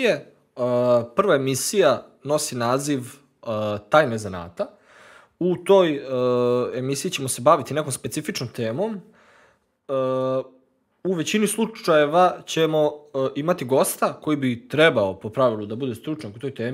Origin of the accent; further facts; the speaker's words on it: Novi Sad, Vojvodina, Serbia; dolazim iz Novog Sada